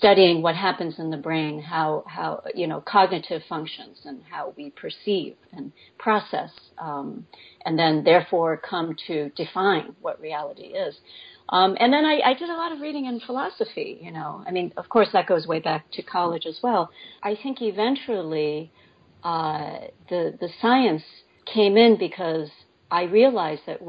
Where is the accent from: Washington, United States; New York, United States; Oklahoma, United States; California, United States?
New York, United States; New York City; moved away as an adult; now in Connecticut, United States; I was born and raised in New York City.